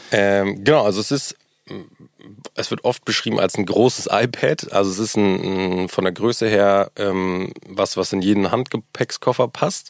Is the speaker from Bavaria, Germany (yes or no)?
no; Hamburg, Germany; auch hier gebürtiger Hamburger, was, glaub ich, auch mittlerweile eine Seltenheit ist. Ähm, groß geworden, meine ganze Familie ist hier